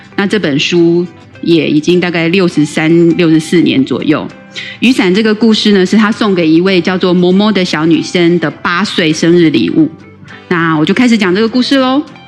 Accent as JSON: {"language": "Chinese", "country": "Taiwan", "first_language": "Taiwanese Hokkien", "second_language": "Chinese", "said": "小时候是讲台语，但是就是跟很多人一样，一上学之后就失去了，嗯，说台语的环境"}